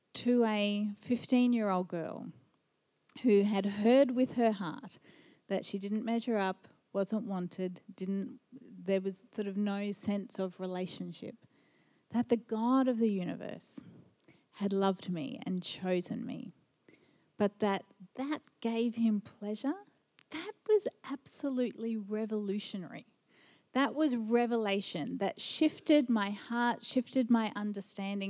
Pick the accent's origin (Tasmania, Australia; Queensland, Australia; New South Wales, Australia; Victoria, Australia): Queensland, Australia; Brisbane; also born or lived in Japan; I've spent most of my life in Brisbane